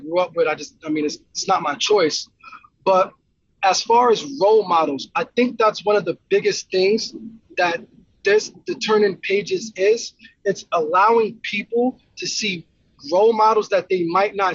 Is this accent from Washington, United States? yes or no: no; Yonkers, New York, United States; moved away as an adult; now in Idaho, United States; I grew up in Yonkers, New York